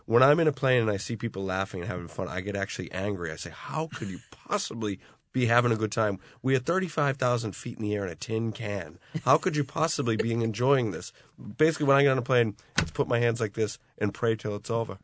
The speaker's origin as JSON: {"language": "English", "town": "Boston", "region": "Massachusetts", "country": "United States", "tie": "born or raised there", "moved": "yes", "lives_now": "Ireland", "said": "the drinking culture I grew up in in the Boston area"}